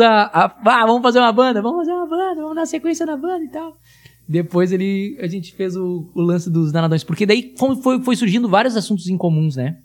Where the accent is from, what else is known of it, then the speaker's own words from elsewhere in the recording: Tramandaí, Rio Grande do Sul, Brazil; A gente nasceu na mesma cidade, somos de Tramandaí, Rio Grande do Sul, litoral gaúcho